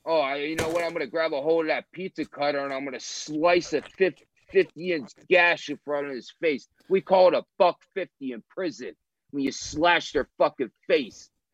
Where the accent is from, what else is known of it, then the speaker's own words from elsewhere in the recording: National Park, New Jersey, United States; I'm from National Park, New Jersey